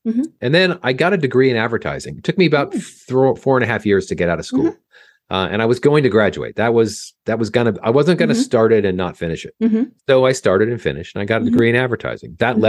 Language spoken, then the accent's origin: English; California, United States; I grew up in Orange County, California